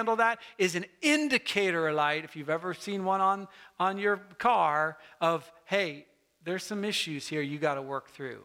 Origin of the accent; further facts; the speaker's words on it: United States; especially as an American